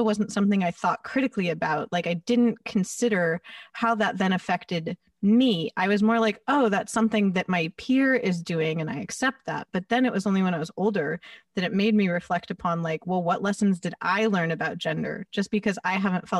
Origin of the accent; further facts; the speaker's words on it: Los Angeles, California, United States; having been born and raised here